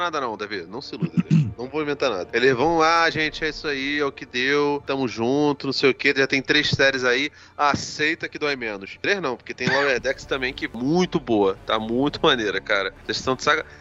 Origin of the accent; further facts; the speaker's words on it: Brazil; eu sou, eu sou, brasileiro